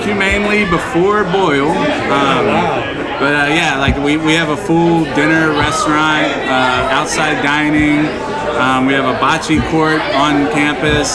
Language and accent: English; Cincinnati, Ohio, United States; moved away as an adult; now in Westfield, United States; I'm a Cincinnati boy, native, but I moved up to Westfield a little over 5 years ago